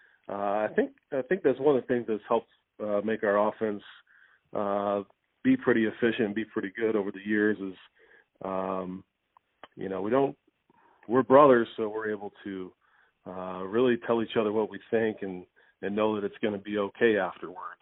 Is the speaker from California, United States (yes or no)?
no; Louisville, Kentucky, United States; growing up in Louisville